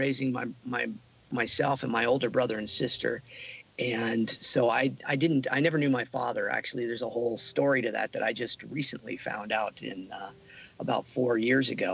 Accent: Santa Barbara, California, United States; my hometown of Santa Barbara

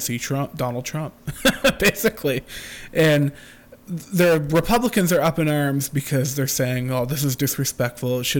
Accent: Canada; I'm Canadian

